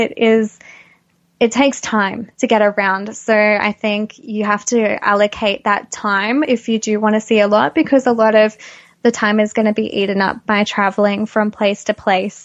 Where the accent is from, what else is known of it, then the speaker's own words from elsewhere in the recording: Australia; I'm Australian